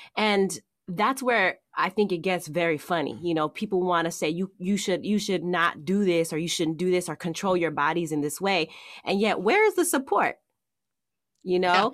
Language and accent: English; Oakland, California, United States; accent: Oakland regionalism; moved away as an adult; also born or lived in San Francisco / Ohio / Oregon; I was raised in Oakland, so I'm a town, I'm from the town, I'm from here